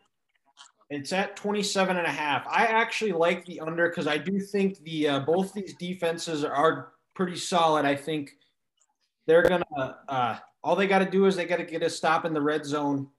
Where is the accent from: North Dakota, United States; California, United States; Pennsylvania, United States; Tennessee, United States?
North Dakota, United States; him being a fellow North Dakotan, similar to me.